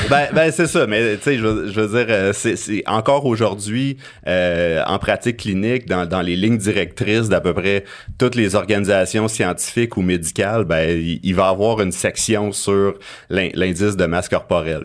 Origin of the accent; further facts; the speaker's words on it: Abitibi, Quebec, Canada; J'ai grandi en Abitibi